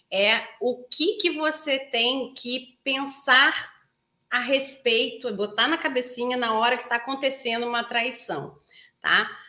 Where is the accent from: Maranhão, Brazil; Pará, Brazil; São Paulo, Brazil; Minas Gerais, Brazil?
Pará, Brazil; Belém; Bom dia, sou de Belém do Pará. Nossa, terra gostosa, adoro Belém do Pará.